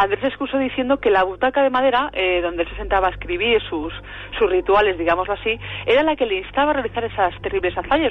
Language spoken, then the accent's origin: Spanish; Valladolid, Castile and León, Spain; En Valladolid, en mi tierra